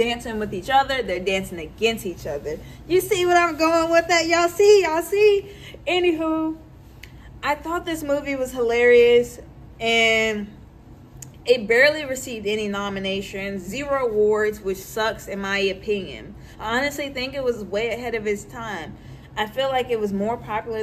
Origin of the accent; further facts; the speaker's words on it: Louisville, Kentucky, United States; I grew up in the West End of Louisville